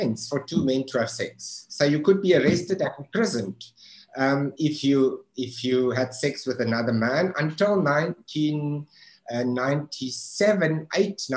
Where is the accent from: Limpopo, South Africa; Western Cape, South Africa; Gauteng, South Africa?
Limpopo, South Africa; Polokwane; I grew up in Polokwane, what used to be called Pietersburg